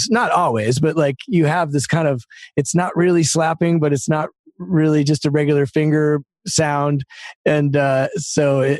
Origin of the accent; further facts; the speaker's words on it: Denver, Colorado, United States; now in Los Angeles, United States; and and I was from Denver, a very different set of tunes than than L.A.